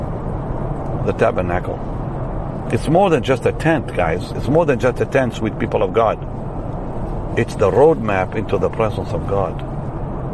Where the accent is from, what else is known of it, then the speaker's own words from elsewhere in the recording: Israel; I'm from Israel.